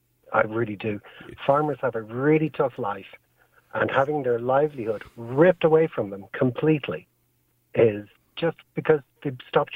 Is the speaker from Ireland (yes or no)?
yes; West Cork, Munster, Ireland; moved away; I'm from West Cork initially